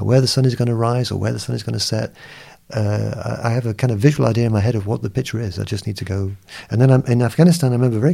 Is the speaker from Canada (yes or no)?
no; England, United Kingdom; also born or lived in Lagos, Nigeria; being English